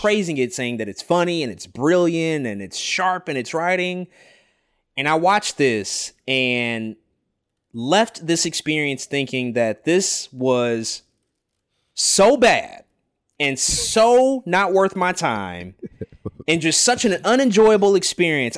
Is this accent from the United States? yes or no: yes; St. Louis, Missouri, United States; my hometown